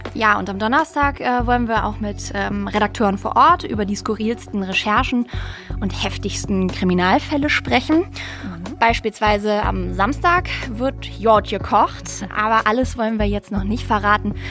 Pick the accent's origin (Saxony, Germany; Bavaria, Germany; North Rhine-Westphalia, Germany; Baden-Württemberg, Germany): North Rhine-Westphalia, Germany; wir kommen beide aus dem Rheinland